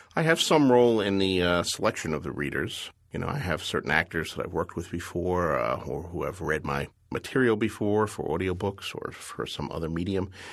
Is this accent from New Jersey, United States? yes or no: yes; Bayonne, New Jersey, United States; I was a kid growing up in Bayonne, New Jersey in the nineteen fifties.